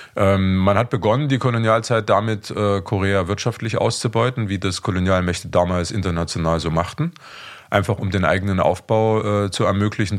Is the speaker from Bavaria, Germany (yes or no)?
no; Leipzig, Saxony, Germany; now in Vienna, Austria; ich stamme ursprünglich aus Leipzig, also aus der ehemaligen DDR